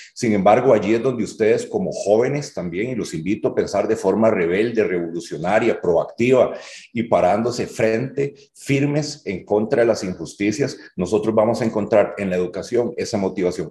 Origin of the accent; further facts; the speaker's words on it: Hatillo, San José, Costa Rica; si yo vengo de Atillo